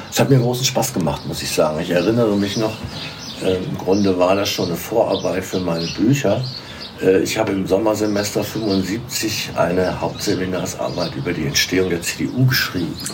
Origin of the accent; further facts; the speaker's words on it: Melsungen, Hesse, Germany; now in Marburg, Germany; in Melsungen geboren. Melsungen ist ja bekannt durch die Firma Braun.